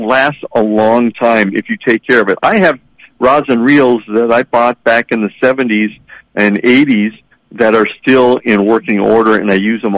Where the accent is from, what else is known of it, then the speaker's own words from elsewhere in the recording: Milaca, Minnesota, United States; also born or lived in Ely, Minnesota; as a kid growing up in Malacca